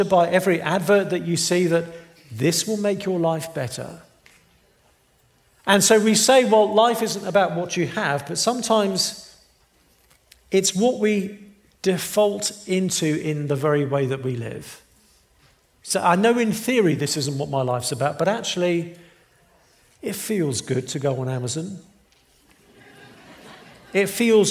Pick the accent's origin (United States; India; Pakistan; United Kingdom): United Kingdom; England; moved away; I'm from England